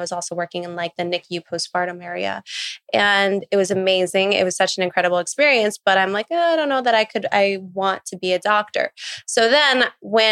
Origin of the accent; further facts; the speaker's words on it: Las Vegas, Nevada, United States; now in New York, United States; I'm originally from Las Vegas